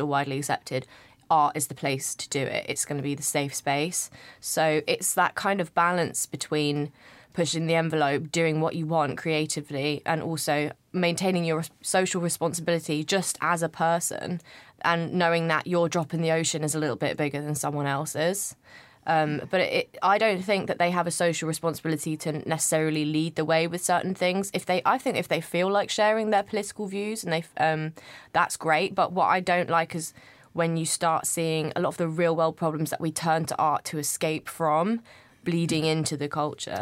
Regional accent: United Kingdom; I'm not from London. I grew up i, in, just outside of London, but it's te, technically the country.

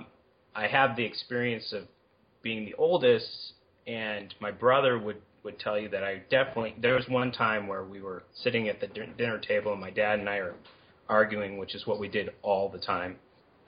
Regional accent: Berkeley, California, United States; also born or lived in Boulder, Colorado; I grew up in Berkeley

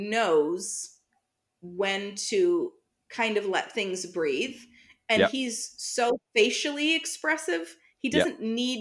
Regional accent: United States; as an American

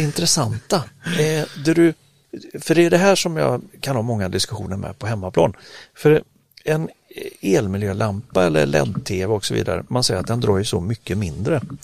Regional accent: Sweden; som svensk

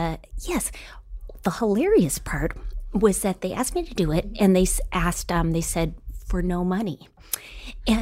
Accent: Duluth, Minnesota, United States; moved away; also born or lived in Florida; I was born in a naval base and then my parents moved to Florida and then to Duluth. I grew up in Minnesota for 21 years

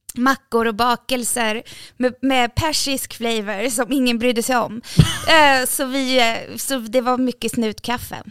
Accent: Sundbyberg, Stockholm County, Sweden; jag är från orten. Alltså, jätteöstermalmsdialekt också. Jag är från orten.

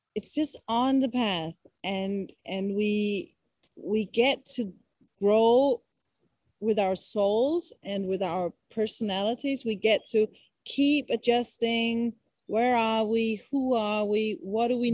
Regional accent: Copenhagen, Capital Region of Denmark, Denmark; moved away; i come from Copenhagen, and I come from Western society

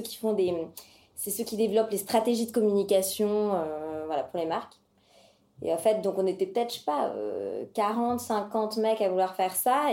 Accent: Paris, Île-de-France, France; also born or lived in London; j'ai 32 ans et je suis parisienne

